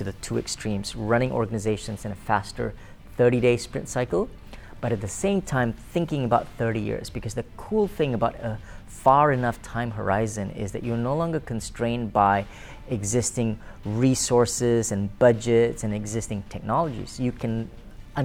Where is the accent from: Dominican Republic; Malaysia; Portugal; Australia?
Malaysia; Kuala Lumpur; I was born and bred in Kuala Lumpur, Malaysia